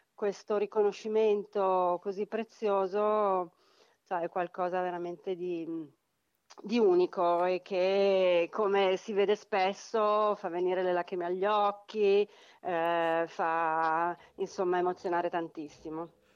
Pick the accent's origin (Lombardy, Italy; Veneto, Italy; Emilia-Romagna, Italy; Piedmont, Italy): Lombardy, Italy; Milan; da milanesi